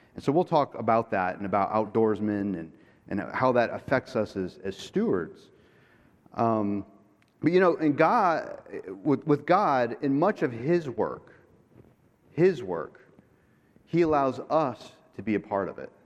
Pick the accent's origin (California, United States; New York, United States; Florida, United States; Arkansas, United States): Florida, United States; Jupiter; I am from Florida, from Jupiter, Florida